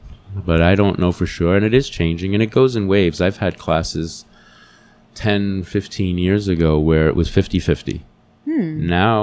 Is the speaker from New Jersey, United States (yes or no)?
yes; New Jersey, United States; I grew up in New Jersey in the city